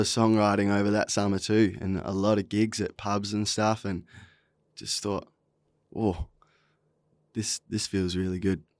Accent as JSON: {"language": "English", "town": "Esperance", "region": "Western Australia", "country": "Australia", "also_born_or_lived": "Pilbara", "lives_now": "Fremantle, Australia", "said": "I'm originally from Esperance. Uh, when I was twelve, we moved up to the Pilbara, spent a lot of time up there, and, um, now I'm based in Frio"}